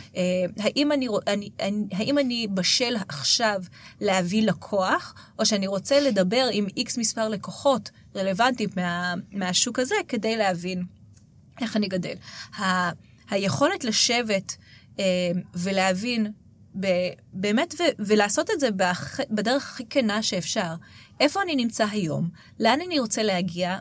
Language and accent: Hebrew; Israel; אנחנו כישראלים